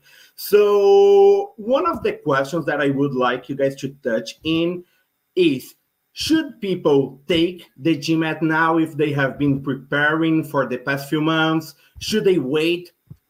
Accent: Brazil; moved away as an adult; now in United States; I'm originally from Brazil

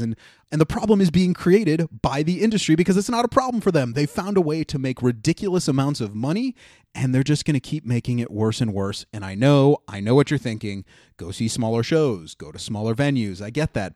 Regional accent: Ohio, United States; now in New York City, United States; my home state of Ohio

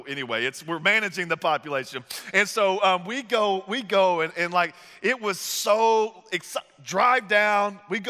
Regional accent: the South, United States; moved away; I'm from the South

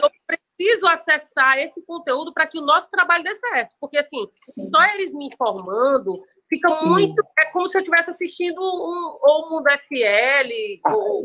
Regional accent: Caucaia, Ceará, Brazil; also born or lived in Fortaleza; eu sou de, do Ceará, eu falo de Calcaia.

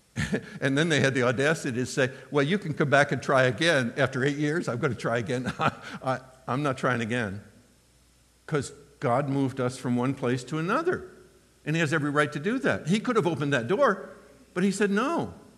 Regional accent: United States; first language English; My, my heart language is English. I'm an American, I don't know any other language

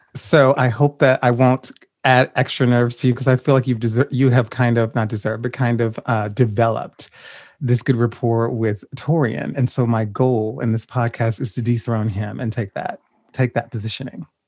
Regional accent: Louisiana, United States; I'm originally from Louisiana

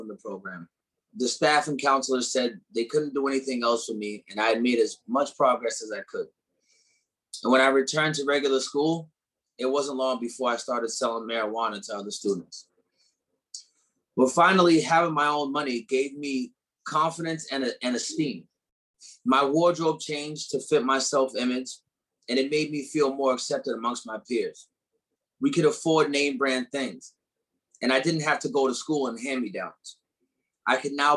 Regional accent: New Hampshire, United States; born or raised there; also born or lived in Detroit, Michigan, United States

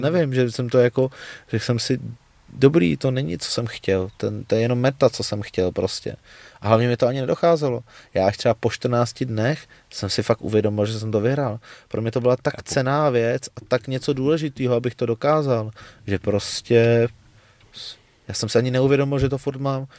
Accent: Czechia; jako jediný Čech v Německu

